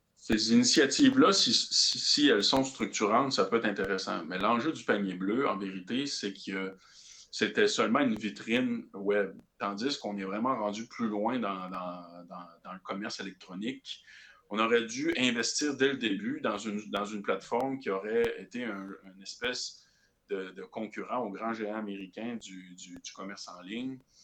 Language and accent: French; Quebec, Canada; nous, au Québec